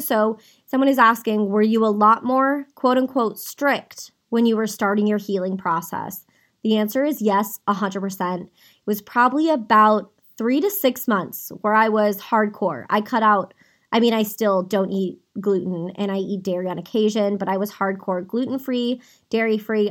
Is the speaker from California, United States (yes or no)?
yes; Saratoga, California, United States; I was born and raised in Saratoga, California